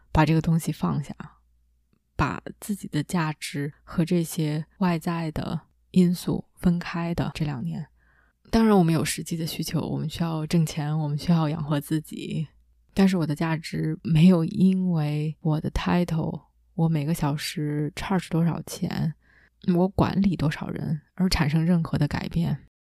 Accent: China; 我依然是一个母语非英语的亚洲的中国的女生，依然在 coach 群体里面是相对年轻的

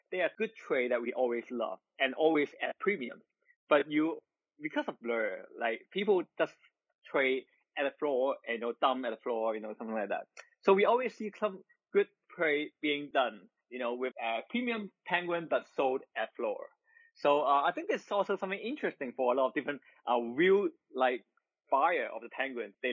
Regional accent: Hong Kong; Because I'm I'm also from Hong Kong

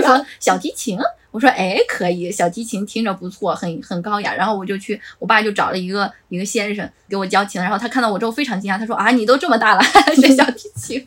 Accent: Gansu, China; moved away as an adult; also born or lived in Shenzhen; 我自己，呃，小时候是生活在北方嘛，我是甘肃人

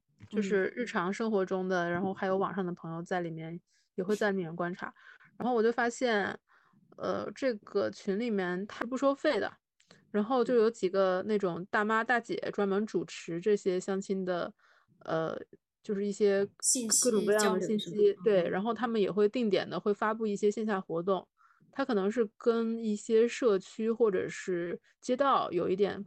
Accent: Shandong, China; 我是山东人嘛，

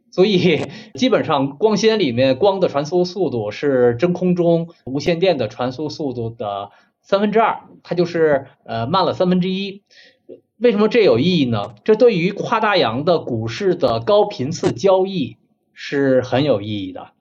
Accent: China; 我们中国人

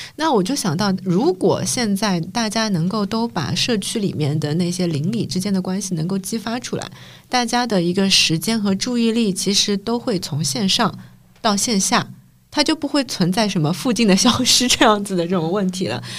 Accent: Shanghai, China; 我们刚刚三个都是本地人的视角嘛

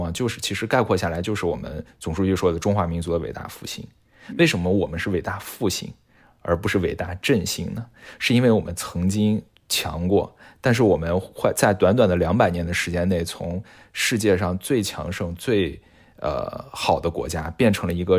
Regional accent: China; 是深深的刻在每一个中国人的骨子里面的。这一点，其实我认为是我们中国人的核心信仰。

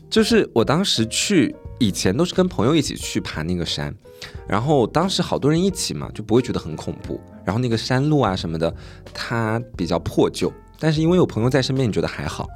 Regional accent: southern Anhui, China; moved away; 因为我在家乡那边至少有五六个古镇

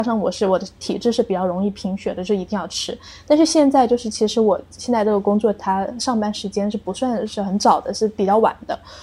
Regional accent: Guangdong, China; 因为我是广东人嘛，我很喜欢嗯。就是跟家人一起去吃早茶

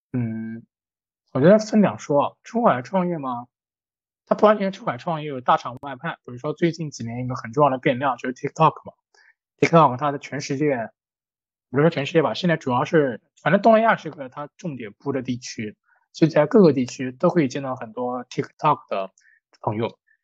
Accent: China; moved away as an adult; now in Hanoi, Vietnam; 我们中国人

